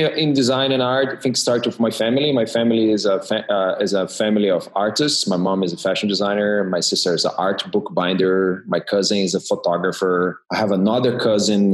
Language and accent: English; Rio de Janeiro, Brazil; moved away as an adult; also born or lived in Rotterdam, Netherlands / New York City, United States; now in California, United States; I'm originally from Brazil. I grew up in Rio de Janeiro.